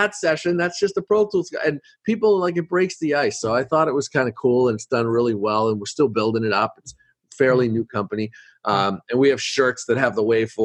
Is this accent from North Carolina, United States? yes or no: no; Boston, Massachusetts, United States; I'm from Boston